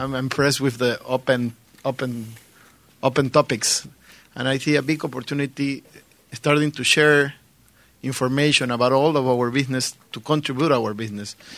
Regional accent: Ecuador; I'm from Ecuador. I have a, a company similar like you in Ecuador.

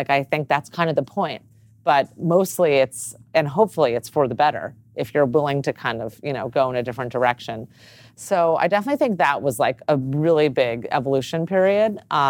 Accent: Los Angeles, California, United States; born or raised there

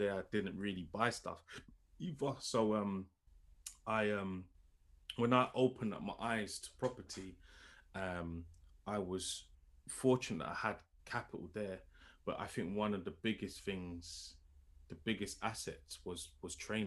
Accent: London, United Kingdom; I'm from London, lived there my whole life. I've hardly ever really left London

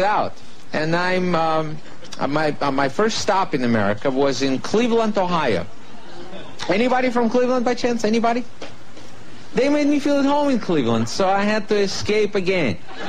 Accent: Russia; I am actually from Russia. I was born there, grew up there, worked as a comedian out there.

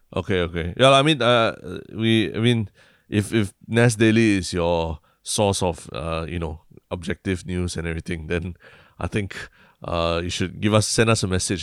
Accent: Singapore; a Singaporean

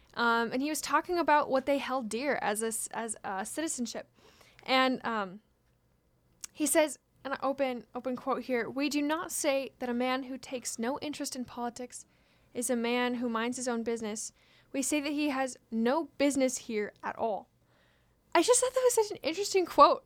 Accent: Washington, United States; from my home state

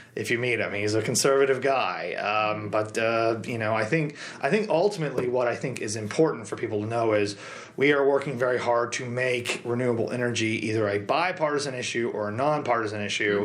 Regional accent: Marshfield, Missouri, United States; my hometown of Marshfield

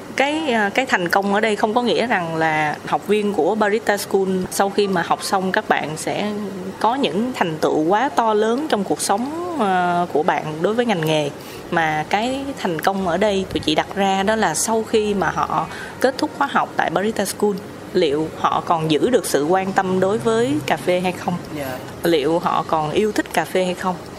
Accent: Vietnam; chị là người Việt Nam

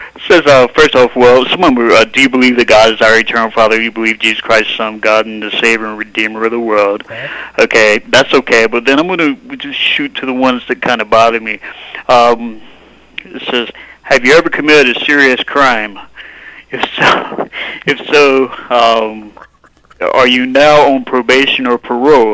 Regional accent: North Carolina, United States; now in Ogden, United States; I'm from North Carolina

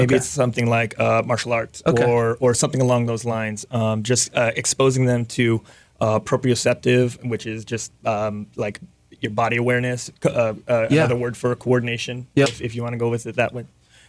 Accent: Mililani, Hawaii, United States; I am from Hawaii.

